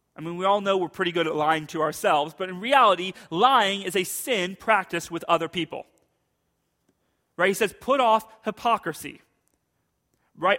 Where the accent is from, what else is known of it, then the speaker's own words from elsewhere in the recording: United States; as American Christians